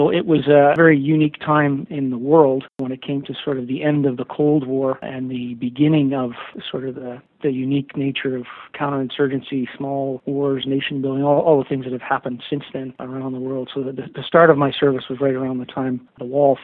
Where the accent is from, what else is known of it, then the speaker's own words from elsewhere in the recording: Ottawa, Ontario, Canada; My mother was a nurse. I grew up in Ottawa during the time of the October crisis, the FLQ crisis.